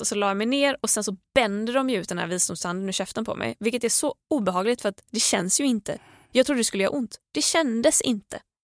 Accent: Gothenburg, Västra Götaland, Sweden; moved away; jag var ju hemma i Göteborg, i Tåhult, över West Pride

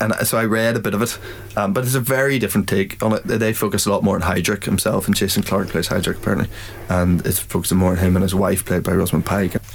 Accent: Ireland; And uh, I think something about both being Irish and uh, we maybe have a similar vein of, of things that we find funny and humor.

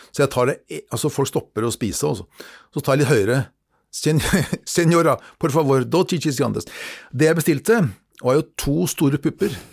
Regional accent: Norway; meg som nordmann

